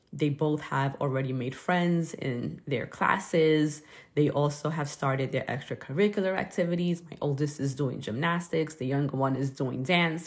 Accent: New York City, New York, United States; growing up in Brooklyn

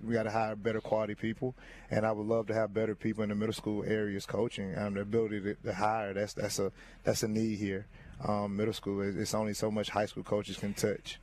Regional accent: Gadsden, Northern Alabama, United States; I'm from Northern Alabama, born and raised in Gaston

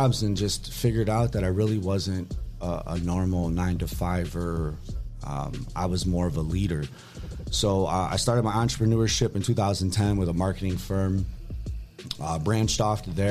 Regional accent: Toledo, Ohio, United States; also born or lived in Fort Knox, Kentucky; Lived in Toledo most of my life

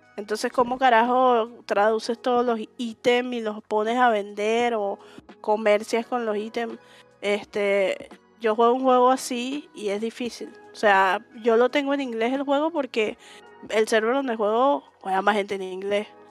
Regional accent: Venezuela; yo soy de Venezuela

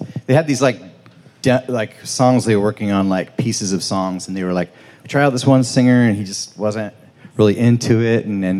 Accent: Samish Island, Washington, United States; moved away as an adult; also born or lived in Anacortes / Olympia; now in Philadelphia, United States; I grew up on Samish Island, moved to Anacortes from there.

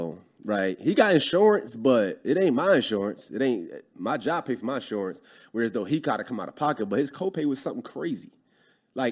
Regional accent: Philadelphia, Pennsylvania, United States; moved away as an adult; Born and raised in Philly.

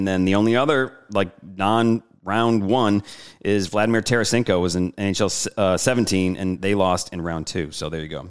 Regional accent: Detroit, Michigan, United States; now in New Orleans, United States; I grew up in Michigan, in Detroit. Joey and I were in New Orleans.

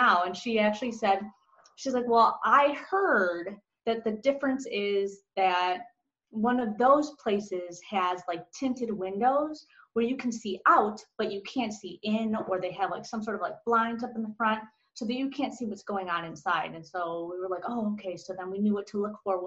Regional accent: Chicago, Illinois, United States; moved away; I'm from Chicago originally

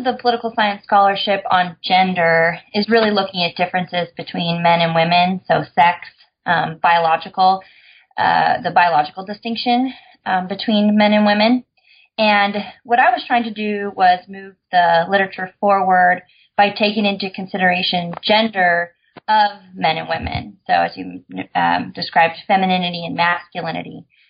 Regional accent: Idaho, United States; moved away as an adult; but I'm from Idaho. So I moved to California at 18 and have been lucky enough to get to stay here.

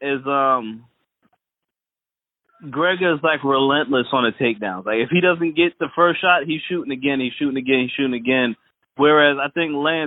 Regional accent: Freeport, New York, United States; I grew up in Freeport, but my family and everybody, we're from Trinidad

